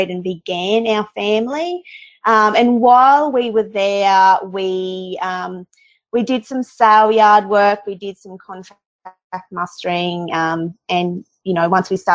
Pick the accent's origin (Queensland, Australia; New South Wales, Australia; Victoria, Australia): Queensland, Australia; Brisbane Valley, southeast; now in central Queensland, Australia; I'm originally from southeast Queensland in the Brisbane Valley, and I grew up on a feedlot